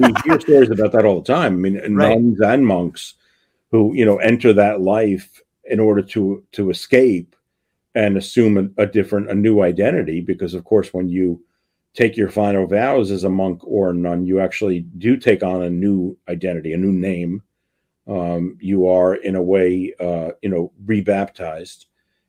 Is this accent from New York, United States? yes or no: yes; Bronx, New York, United States; I grew up in the Bronx in the 1960s and 70s